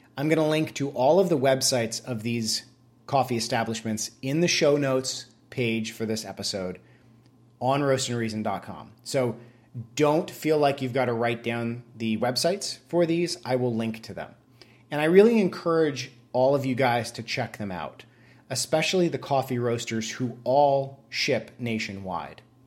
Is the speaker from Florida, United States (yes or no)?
no; Vermont, United States; moved away; I went back to my home state of Vermont to visit some family and to go to my brother's wedding. I moved out of Vermont a good fifteen years ago or so